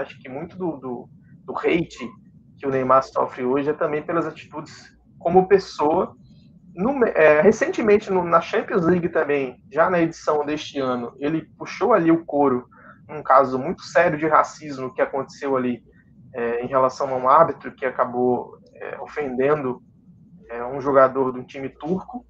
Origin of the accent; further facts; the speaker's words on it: Natal, Rio Grande do Norte, Brazil; tanto eu quanto o Paulo, nós somos nordestinos, né? Eu sou aqui do Rio Grande do Norte, de Natal